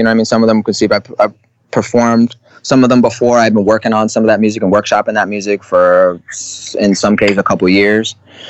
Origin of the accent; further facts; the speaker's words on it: Albany, New York, United States; moved away as an adult; also born or lived in Purchase, New York / Harlem, New York; upstate New York, where I'm from Albany, New York.